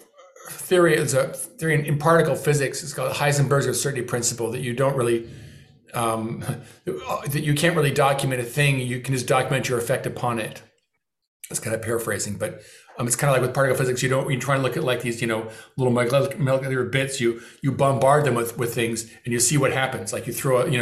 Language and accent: English; Beverly Hills, California, United States; my hometown of Beverly Hills